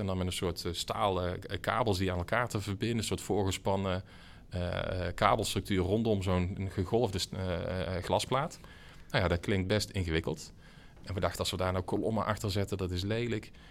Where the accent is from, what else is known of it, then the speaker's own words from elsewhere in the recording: North Brabant, Netherlands; ik zat er wat tussenin als, als Brabander